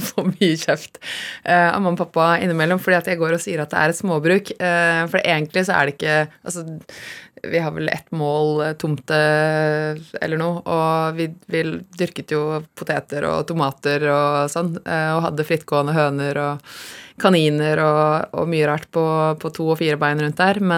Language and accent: Norwegian; Kongsberg, Buskerud, Norway; born or raised there; also born or lived in Haugesund / Bømlo